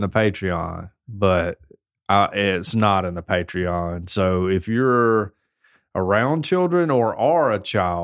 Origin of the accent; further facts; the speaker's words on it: United States; I'm American